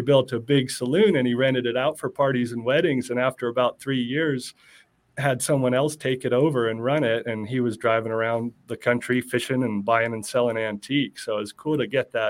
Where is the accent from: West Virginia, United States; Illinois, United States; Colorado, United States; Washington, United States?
Colorado, United States; Southwest; moved away as an adult; also born or lived in New Jersey; now in Central Oregon, United States; I was born in New Jersey, and luckily my parents decided to move away from there at a pretty young age and got to grow up in Southwest Colorado